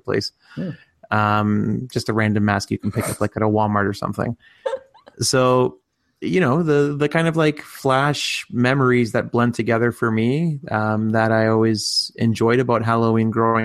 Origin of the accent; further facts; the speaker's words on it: Canada; when we were growing up in Canada as new immigrant families